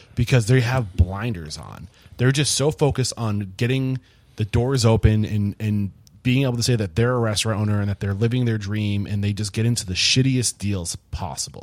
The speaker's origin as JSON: {"language": "English", "region": "New Hampshire", "country": "United States", "said": "I'm from New Hampshire"}